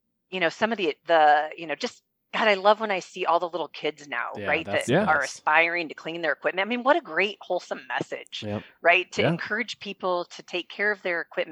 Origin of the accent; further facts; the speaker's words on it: United States; I grew up in the Quad Cities, and Deere is a premier employer here in this area.